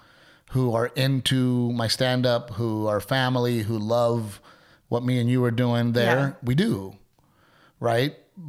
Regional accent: Portland, Texas, United States; growing up in Gregory, Portland next to Corpus Christi.

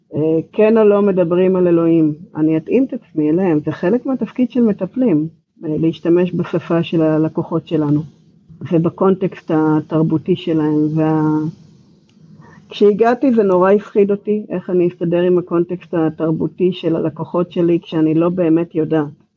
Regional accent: Israel; accent: Israeli; moved away as an adult; now in Georgia, United States; המבטא שלי הוא ישראלי. אני נמצאת פה כך וכך שנים

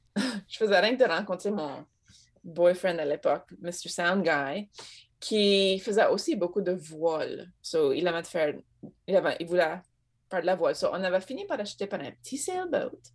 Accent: Acadia, Nova Scotia, Canada; accent: Acadian; first language French; moved away as an adult; also born or lived in France

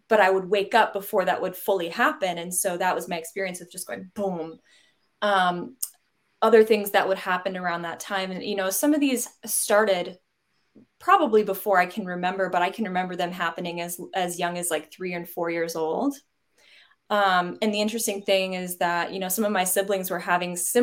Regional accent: Fort Worth, Texas, United States; I grew up in the Fort Worth area in Texas in a pretty straight-laced Southern Baptist household.

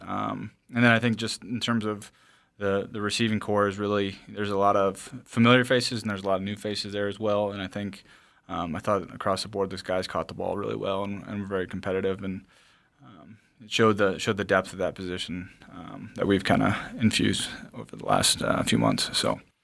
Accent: the Driftless Area, southeast Minnesota, United States; we grew up in the driftless area as well. uh, where my hometown is.

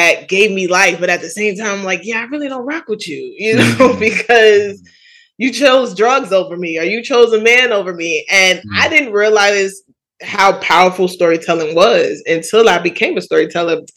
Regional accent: New York City, New York, United States; I grew up in Jamaica, Queens

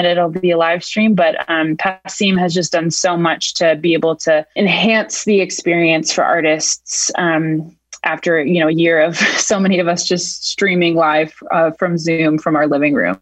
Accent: Portland, Maine, United States; now in Cambridge, United States; I'm originally from Portland, Maine, but I've been in Cambridge for 10 years now.

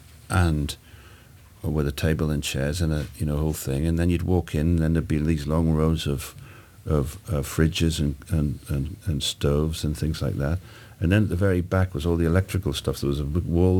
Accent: Newcastle, North East England, United Kingdom; also born or lived in Scotland; I was born in Scotland, and you know, we moved to Newcastle when I was 8.

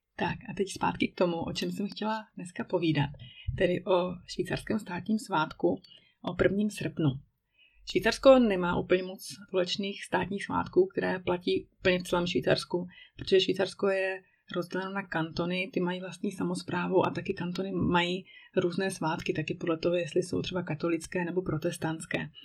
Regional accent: Czechia; moved away as an adult; now in Switzerland; že jsem Češka

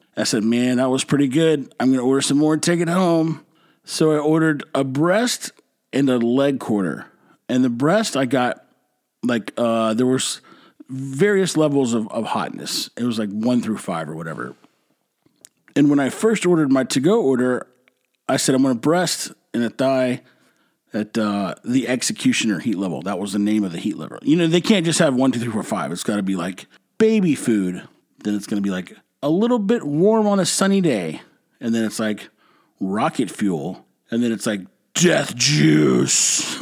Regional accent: Texas, United States; I'm from Texas. I've been eating Mexican food my whole life

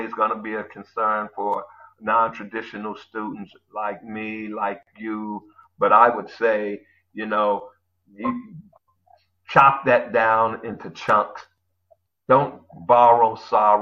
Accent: Chicago, Illinois, United States; moved away as an adult; also born or lived in San Francisco; now in Hawaii, United States; I was born and raised in Chicago for 40 years. I lived there

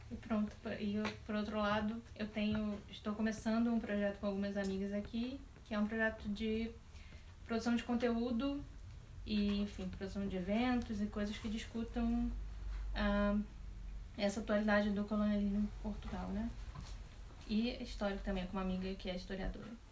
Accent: Rio de Janeiro, Brazil; eu sou do Rio de Janeiro

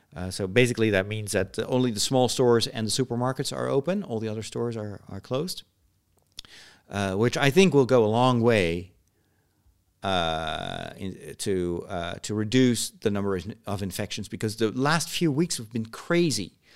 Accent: Netherlands; I was a bit of a, an alien there because I came from the Netherlands

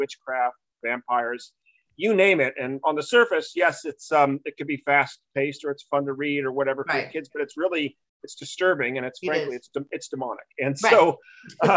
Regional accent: Newport Beach, California, United States; also born or lived in New England; I'm originally from Newport Beach, California. So I'm a Southern guy. I was back East 16 years in New England for school.

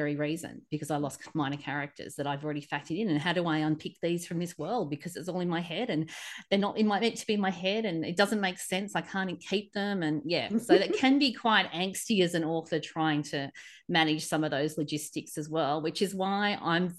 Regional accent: Australia; as a Aussie traveling there

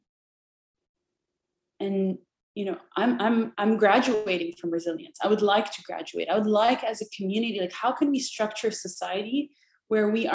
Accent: Jordan; moved away as an adult; I grew up in Jordan, very happy there at the time

